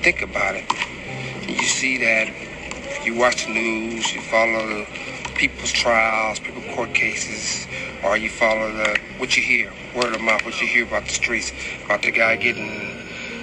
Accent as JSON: {"language": "English", "town": "Compton", "region": "California", "country": "United States", "said": "I'm from Compton."}